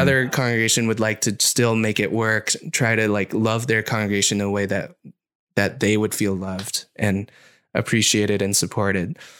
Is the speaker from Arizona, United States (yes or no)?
no; Orange County, California, United States; I grew up in Orange County, which is not very Asian.